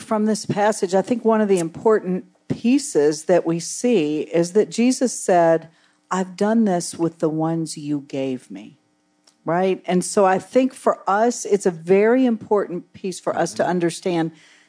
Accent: West Virginia, United States; now in Tampa, United States; In where I come from in West Virginia, I live in Tampa now, but I grew up in West Virginia in a small town.

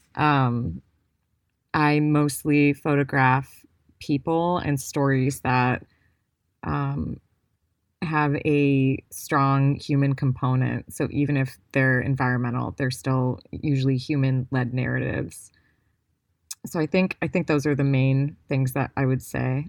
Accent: Cleveland, Ohio, United States; I grew up in Cleveland, Ohio

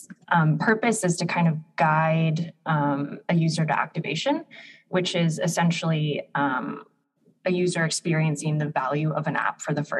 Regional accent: Seattle, Washington, United States; moved away as an adult; now in Berlin, Germany; I again grew up in Seattle, so I'm used to the rain.

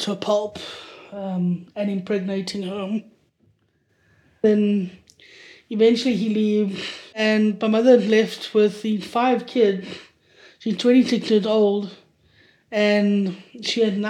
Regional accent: Johannesburg, Gauteng, South Africa; I was born in Johannesburg to a poor white family

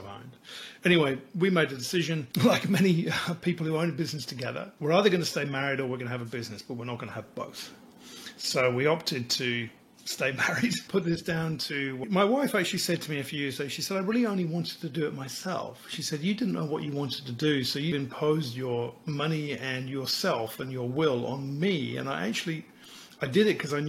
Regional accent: England, United Kingdom; moved away as an adult; also born or lived in Sydney, Australia; now in Australia; I was raised in England

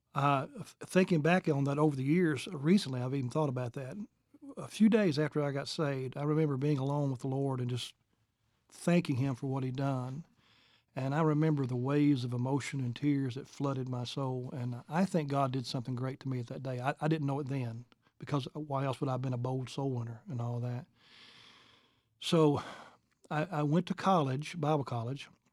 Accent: Sugar Grove, Kentucky, United States; I was raised in Kentucky, uh, little place called Sugar Grove, Kentucky

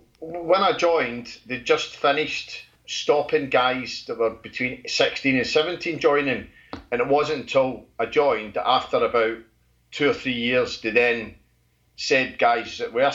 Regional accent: just outside Glasgow, Scotland, United Kingdom; now in Colchester, United Kingdom; I'm from Scotland, just outside Glasgow.

